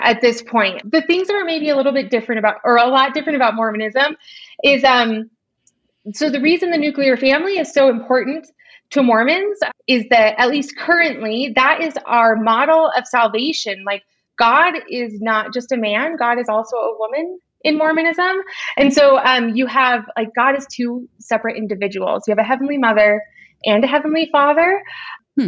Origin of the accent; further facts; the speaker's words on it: Orange County, Southern California, United States; I grew up in Orange County